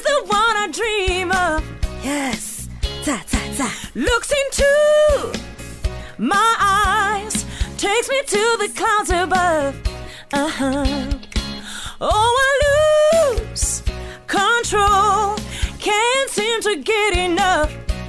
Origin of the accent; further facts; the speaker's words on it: South Africa; Anytime I said I was from South Africa, anytime, people always go, fantastic.